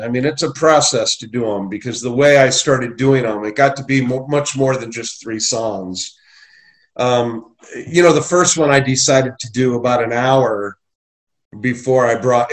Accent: Portage Lakes, Ohio, United States; moved away; I'm originally from Portage Lakes, Ohio, just a small town south of Akron.

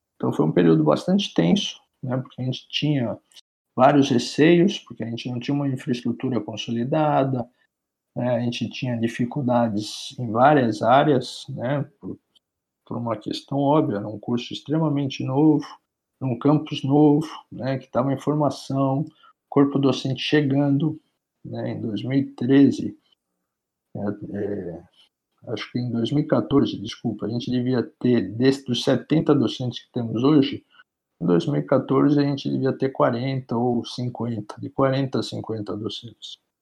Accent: Santos, São Paulo, Brazil; also born or lived in United States / Germany; eu sou santista, nasci em Santos minha família toda é de Santos

